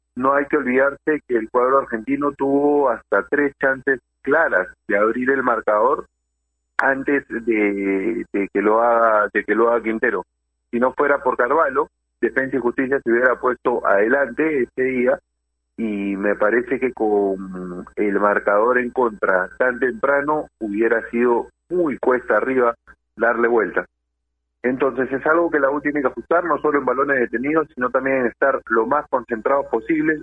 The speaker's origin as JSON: {"language": "Spanish", "country": "Peru", "said": "como peruanos"}